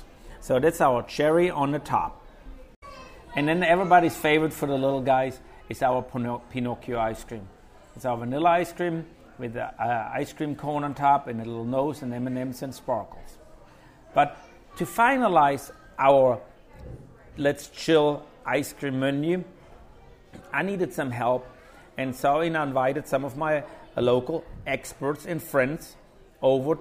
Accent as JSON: {"language": "English", "country": "Germany", "tie": "born or raised there", "moved": "yes", "lives_now": "Manchac, United States", "said": "When I grew up in Germany"}